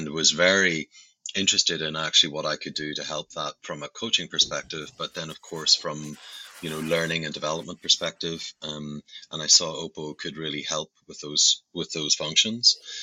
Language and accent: English; Belfast, Northern Ireland, United Kingdom; You might hear from my accent, I actually come from Belfast in Northern Ireland, and grew up in a very adverse place